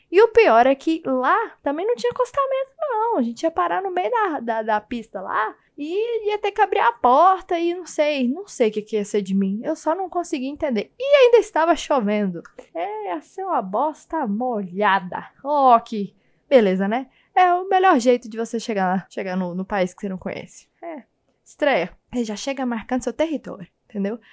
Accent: Goiânia, Goiás, Brazil; now in São Paulo, Brazil; agora eu tô morando em São Paulo, mas eu sou de Goiânia. Acho que você pode perceber pelo jeito que eu falo

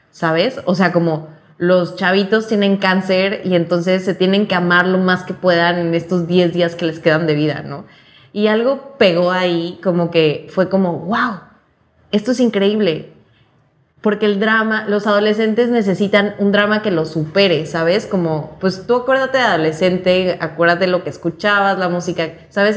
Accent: Cancún, Quintana Roo, Mexico; now in Mexico City, Mexico; Soy de Cancún, pero vivo en la Ciudad de México.

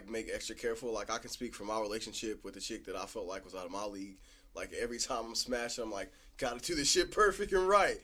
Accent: Kokomo, Indiana, United States; Midwest boys, Kokomo boys

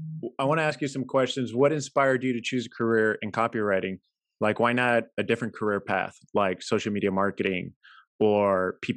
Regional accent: San Antonio, Texas, United States; now in San Jose, United States; I'm from San Antonio, born and raised. I'm now in San Jose, Silicon Valley area.

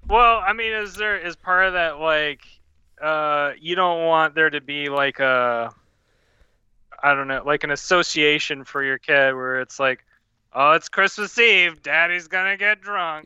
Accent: Louisiana, United States; I'm from Louisiana

